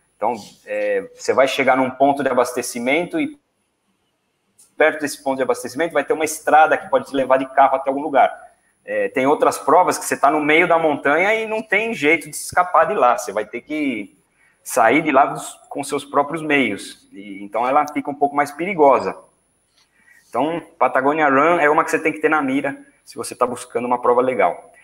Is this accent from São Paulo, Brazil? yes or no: yes; São Paulo, Brazil; quando eu era adolescente, lá em São Paulo